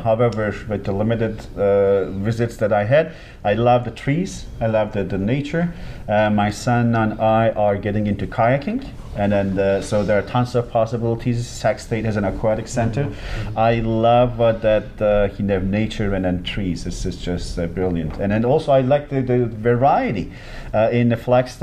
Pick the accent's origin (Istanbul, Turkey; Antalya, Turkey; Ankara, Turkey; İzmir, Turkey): Antalya, Turkey; moved away as an adult; now in Sacramento, United States; my hometown. It's just right by the beach. My parents' house is just two blocks away from the Mediterranean